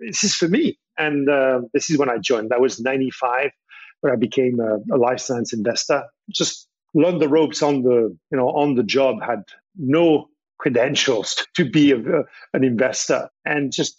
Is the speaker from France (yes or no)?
yes; France; I was born in France